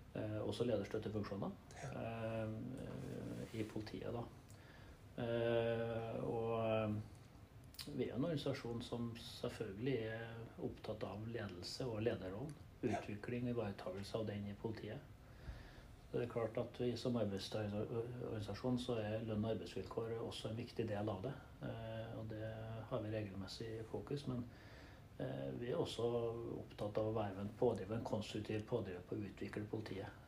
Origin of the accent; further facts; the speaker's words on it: Trøndelag, Norway; jeg er trønder, eh, bosatt på Levanger. Jeg har bodd i Trøndelag det meste av mitt liv.